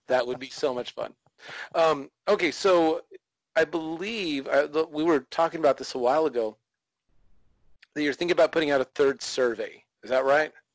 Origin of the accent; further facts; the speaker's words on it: California, United States; now in Texas, United States; I come from California originally